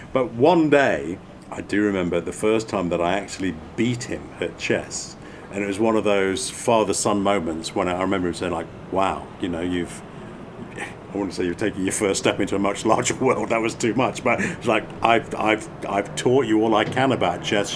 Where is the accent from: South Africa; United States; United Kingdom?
United Kingdom; England; moved away as an adult; also born or lived in France; now in North America; as a kid growing up in England